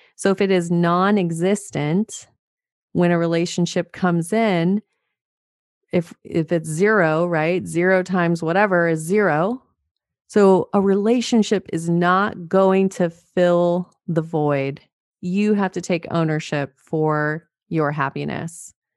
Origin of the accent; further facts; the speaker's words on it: Montana, United States; I'm from Montana.